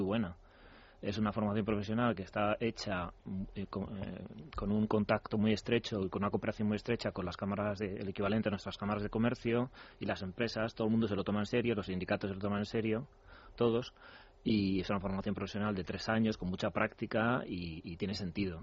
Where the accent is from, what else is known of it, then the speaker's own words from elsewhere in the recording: Spain; cómo somos los españoles